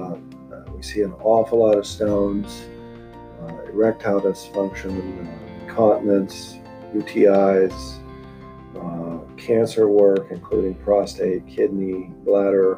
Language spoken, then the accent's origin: English; Central Texas, United States; now in Meridian, United States; I grew up in Central Texas